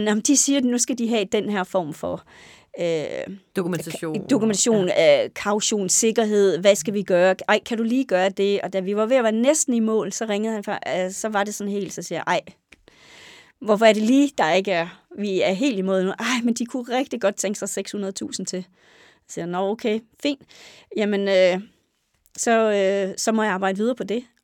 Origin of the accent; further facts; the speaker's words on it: Næs, West Jutland, Denmark; ja, jeg er født og opvokset i Næs øh, i Vestjylland.